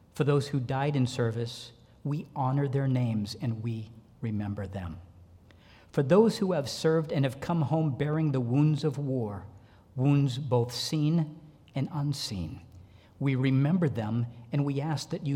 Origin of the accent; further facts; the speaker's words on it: North Shore, Massachusetts, United States; I'm a Massachusetts kid. I grew up on the North Shore.